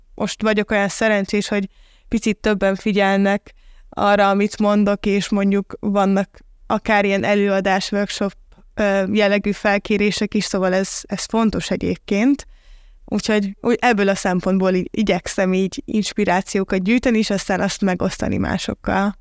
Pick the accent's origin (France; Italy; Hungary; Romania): Hungary; moved away; also born or lived in Budapest; én is ugye vidéki vagyok